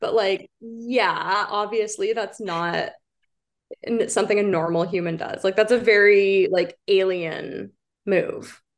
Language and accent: English; Prince Edward County, Ontario, Canada; moved away as an adult; now in Toronto, Canada; I grew up in Prince Edward County. It's like a rural kind of farming area.